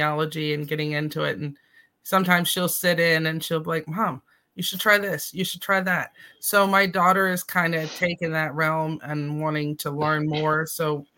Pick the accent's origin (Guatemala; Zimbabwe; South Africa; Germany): Germany; I grew up in Germany.